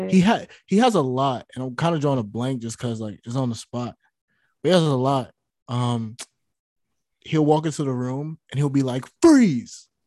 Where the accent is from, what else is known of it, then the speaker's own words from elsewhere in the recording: New York, United States; moved away as an adult; now in Connecticut, United States; I'm from New York. I'm just I in Connecticut in school.